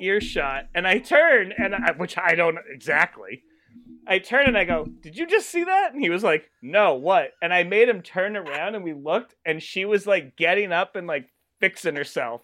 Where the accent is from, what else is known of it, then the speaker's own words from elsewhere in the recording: Massachusetts, United States; I am from Ma-, Massachusetts.